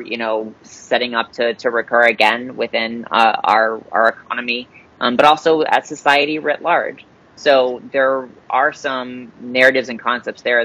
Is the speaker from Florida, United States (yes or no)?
yes; Florida, United States; my home state of Florida. I'm a native Floridian